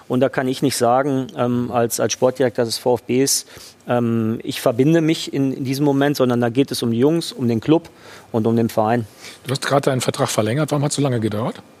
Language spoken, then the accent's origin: German; Dortmund, North Rhine-Westphalia, Germany; born there; am Ende bin ich in Dortmund geboren, habe dort lange gearbeit, äh, gearbeitet.